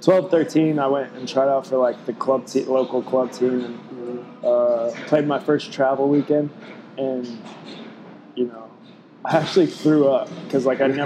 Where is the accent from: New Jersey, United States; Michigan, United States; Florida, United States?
Florida, United States; Fort Walton Beach; also born or lived in Lakenheath, England; Moved around a little bit. And then when I was five, we finally settled in Fort Walton. Gotcha. So, I mean, that's home, basically.